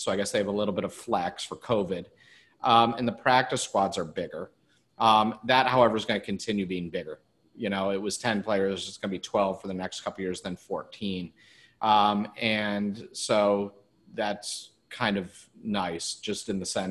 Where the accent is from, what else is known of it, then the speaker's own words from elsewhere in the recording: Cleveland, Ohio, United States; now in Arizona, United States; I grew up in Cleveland